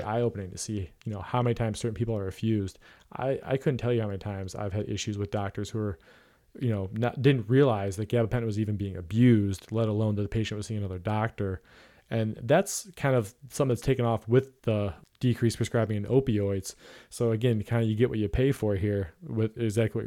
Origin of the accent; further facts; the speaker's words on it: Ohio, United States; we're both from Ohio